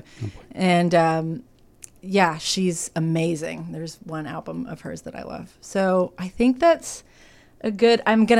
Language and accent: English; Nashville, Tennessee, United States; just sounds like every impression of what people do to me when I say I'm from Nashville.